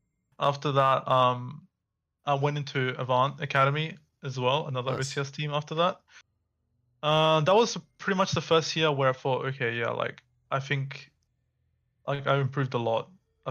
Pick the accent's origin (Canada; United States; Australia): Australia; Perth, Western Australia; So I went to, like, a physiotherapist here in Perth, like, back home, because I'm from Perth.